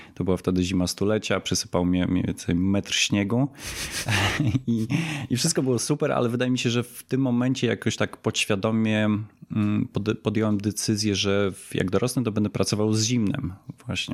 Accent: Poland

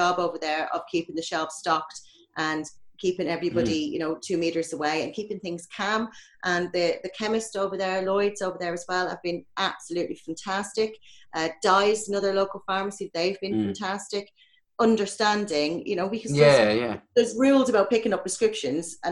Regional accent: Ireland; moved away; being Irish

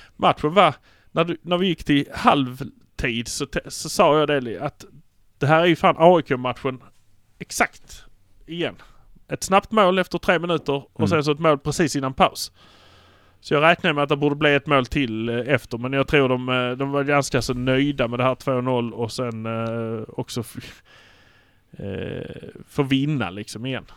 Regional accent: Malmö, Skåne, Sweden; vi är från Malmö

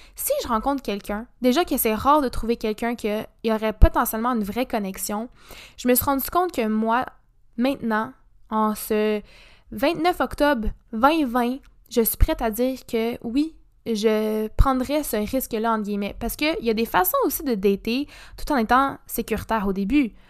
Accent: Montreal, Quebec, Canada; moved away as an adult; now in Sherbrooke, Canada; je viens de Montréal ou HEC

